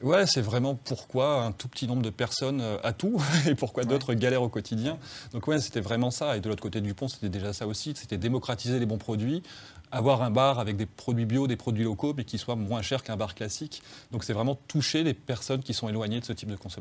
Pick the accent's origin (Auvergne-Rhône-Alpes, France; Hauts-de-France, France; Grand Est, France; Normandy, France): Hauts-de-France, France; Frévent; now in Lyon, France; chez moi, à Frévent